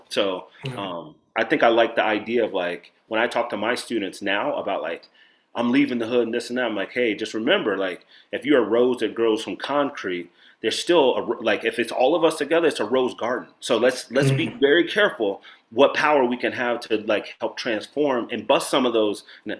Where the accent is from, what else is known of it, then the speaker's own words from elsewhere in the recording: Chicago, Illinois, United States; also born or lived in Nebraska / New York; since I'm from Chicago to New York, or Chicago to Nebraska to New York